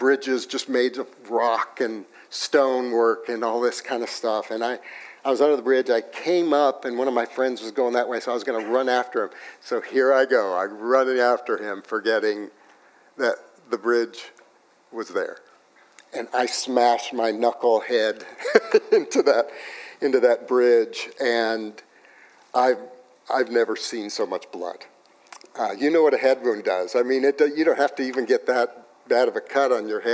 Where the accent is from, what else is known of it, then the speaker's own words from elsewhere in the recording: Los Alamos, New Mexico, United States; I grew up in Los Alamos, New Mexico